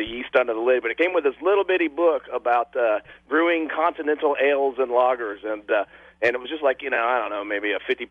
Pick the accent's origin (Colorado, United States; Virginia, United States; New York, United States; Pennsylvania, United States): Pennsylvania, United States; now in Huntsville, United States; I'm from Pennsylvania. I grew up Pennsylvania